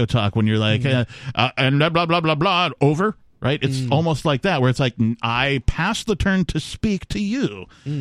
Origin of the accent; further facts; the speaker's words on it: Wisconsin, United States; growing up in Wisconsin